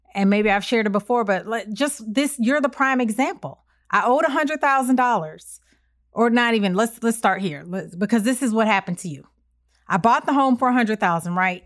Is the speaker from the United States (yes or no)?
yes; Evanston, Illinois, United States; moved away; Our, my hometown, the city is so small